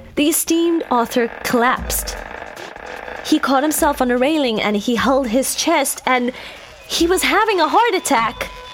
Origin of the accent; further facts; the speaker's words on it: Cape Town, Western Cape, South Africa; moved away as an adult; now in Los Angeles, United States; in Cape Town to be specific, my hometown.